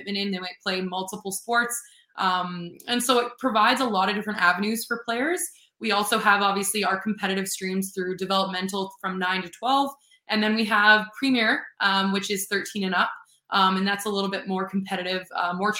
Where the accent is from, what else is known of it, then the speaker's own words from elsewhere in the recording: Winnipeg, Manitoba, Canada; also born or lived in Vancouver; originally from Winnipeg